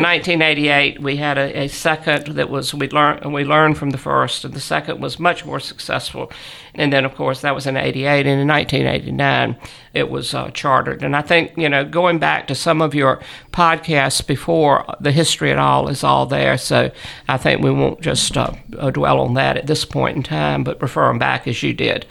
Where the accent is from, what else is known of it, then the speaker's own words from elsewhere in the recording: Southern, United States; accent: Southern; my Southern accent